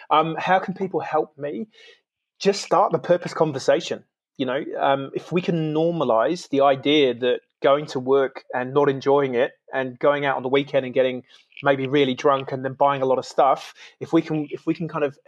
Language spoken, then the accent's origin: English; United Kingdom; now in New Zealand; like I'm originally from the UK, so I'm an immigrant into New Zealand.